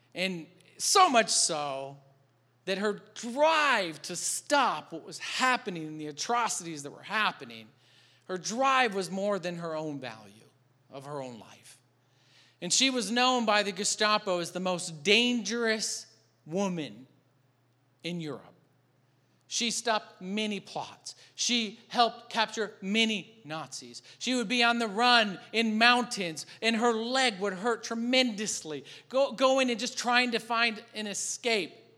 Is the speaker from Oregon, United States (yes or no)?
no; Michigan, United States; moved away; I'm from Michigan